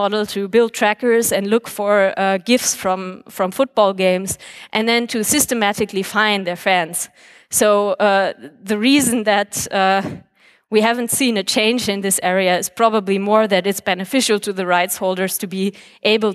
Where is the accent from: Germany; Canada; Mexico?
Germany; my home country of Germany